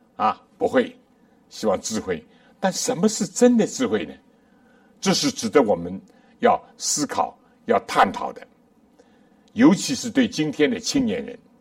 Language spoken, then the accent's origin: Chinese; China; 我们中国人也讲